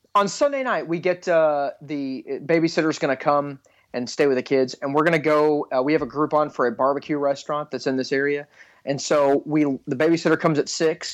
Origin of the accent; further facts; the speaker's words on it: Texas, United States; I grew up in Texas